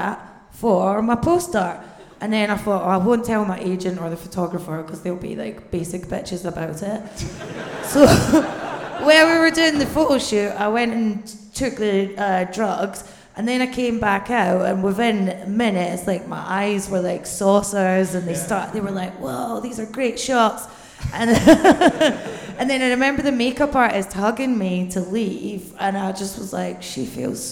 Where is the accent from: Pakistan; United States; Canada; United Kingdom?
United Kingdom; Bathgate, Scotland; now in London, United Kingdom